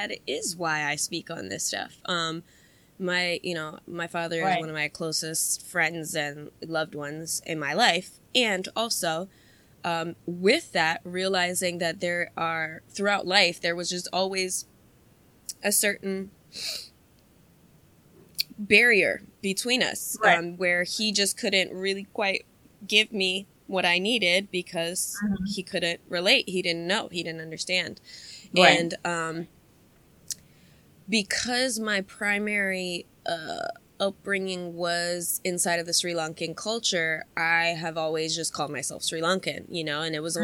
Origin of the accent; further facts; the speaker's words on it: United States; also born or lived in Ohio; I grew up in Montgomery County. The melting pot of the melting pot. We have every kind of, every kind of culture and every kind of nationality possible around here